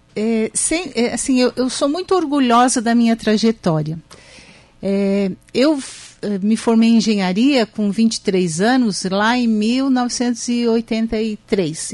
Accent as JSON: {"language": "Portuguese", "town": "Araranguá", "region": "Santa Catarina", "country": "Brazil", "tie": "born or raised there", "also_born_or_lived": "Timbé do Sul, Brazil", "lives_now": "São José, Brazil", "said": "eu nasci no Timbé do Sul, e vim embora para Araranguá com um ano, um ano uhum. e hum. meio, um pouco menos. E fiz a minha infância toda aqui, a minha, uh, a minha juventude"}